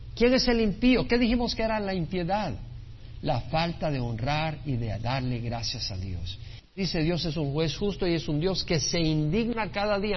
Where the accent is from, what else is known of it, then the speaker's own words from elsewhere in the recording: El Salvador; now in United States; yo nací en El Salvador y amo a mi país El Salvador